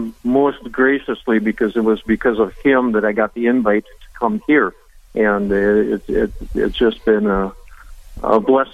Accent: Veseleyville, North Dakota, United States; also born or lived in Park River, North Dakota / Jamestown, North Dakota; I grew up in Vesleyville, North Dakota, St. Luke's. Went to high school in Park River

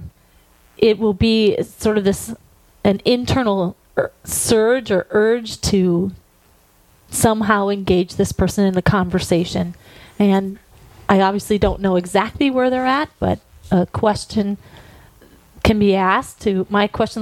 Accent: Napoleon, North Dakota, United States; also born or lived in Strasburg, North Dakota; now in Fargo, United States; grew up in Napoleon, and lived on a dairy farm

